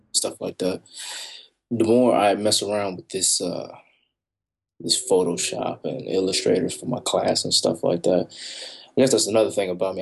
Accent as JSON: {"language": "English", "town": "Chicago", "region": "Illinois", "country": "United States", "moved": "yes", "lives_now": "Kansas, United States", "said": "I'm from Chicago. I'm a city boy"}